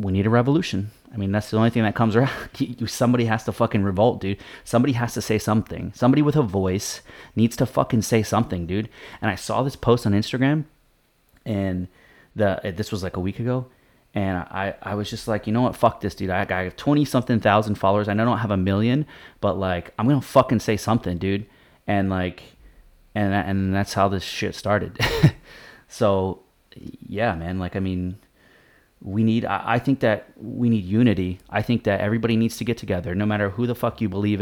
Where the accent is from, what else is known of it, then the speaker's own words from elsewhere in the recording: Florida, United States; my home state of Florida